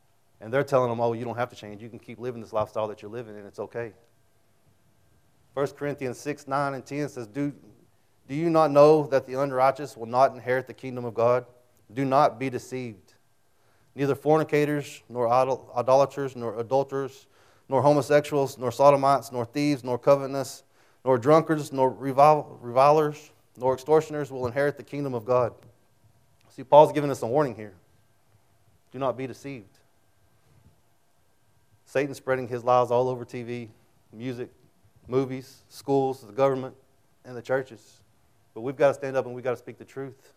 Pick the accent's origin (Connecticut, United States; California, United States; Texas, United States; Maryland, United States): Texas, United States; Childress; also born or lived in Amarillo; when I was a kid, I grew up in Childress